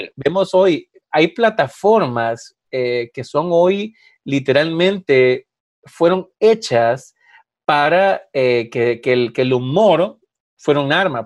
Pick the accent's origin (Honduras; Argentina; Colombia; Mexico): Honduras; cuando yo estaba creciendo, obviamente en Honduras